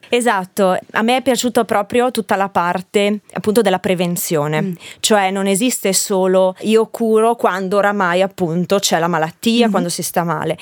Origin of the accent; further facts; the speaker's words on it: Bergamo, Lombardy, Italy; moved away as an adult; also born or lived in Liguria; io nasco in Lombardia, a Bergamo, e sono fiera delle mie origini